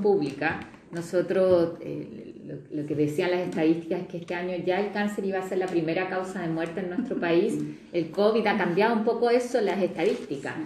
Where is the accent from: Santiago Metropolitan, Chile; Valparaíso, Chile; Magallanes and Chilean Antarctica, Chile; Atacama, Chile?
Magallanes and Chilean Antarctica, Chile; yo soy de Magallanes